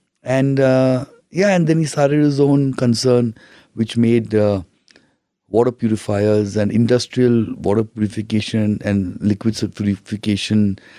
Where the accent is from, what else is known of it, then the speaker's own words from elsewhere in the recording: Mumbai, Maharashtra, India; I'm from Bombay.